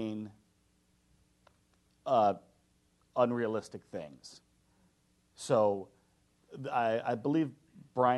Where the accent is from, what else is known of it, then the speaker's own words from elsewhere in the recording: Chicago, Illinois, United States; I'm from Chicago